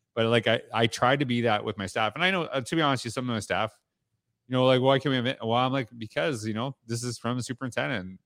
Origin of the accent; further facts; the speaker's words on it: Canada; I'm from Canada